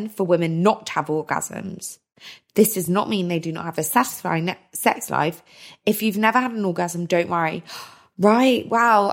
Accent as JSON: {"language": "English", "country": "United Kingdom", "said": "We're so British"}